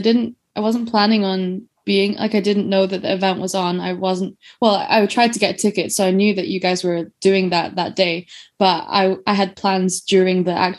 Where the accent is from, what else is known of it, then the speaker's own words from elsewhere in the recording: Edinburgh, Scotland, United Kingdom; also born or lived in Wuhan, China / London; I'm living in Edinburgh, where I have grown up, but I was born in Wuhan.